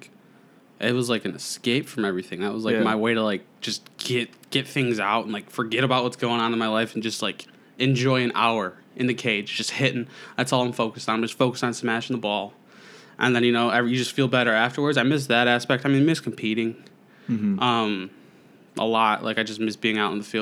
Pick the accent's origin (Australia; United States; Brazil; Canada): United States; Fraser, Michigan; I'm from the tiny town of Fraser, Michigan.